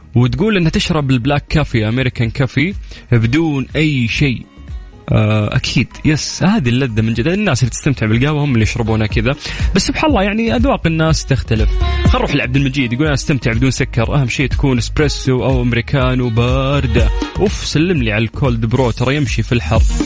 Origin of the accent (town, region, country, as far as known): Saudi Arabia